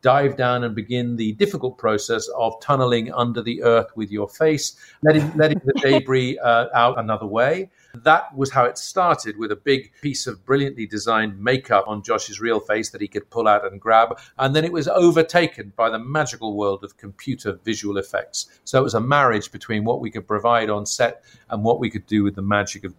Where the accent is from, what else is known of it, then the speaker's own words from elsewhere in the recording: Ireland; because I come from Ireland, where Artemis Fowl is set, to read and hear about this mythical place, Disneyland, over there, mysterious exotic world of Anaheim, was something that was very magical for me.